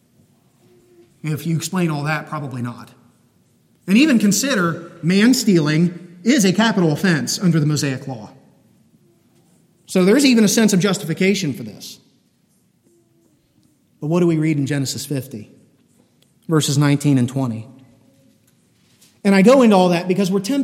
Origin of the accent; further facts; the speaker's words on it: United States; we're Americans and we're born into a pretty wealthy place